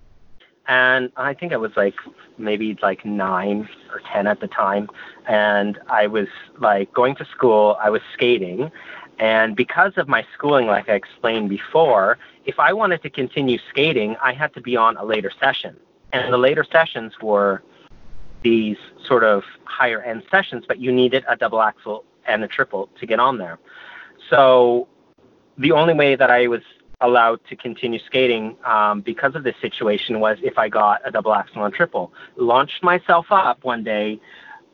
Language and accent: English; East Coast, United States; moved away; growing up on the East Coast